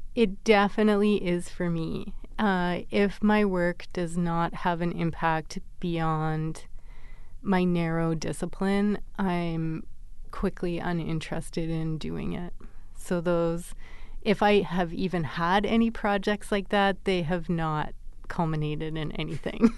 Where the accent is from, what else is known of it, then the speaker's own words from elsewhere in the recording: Vancouver, British Columbia, Canada; I grew up in Vancouver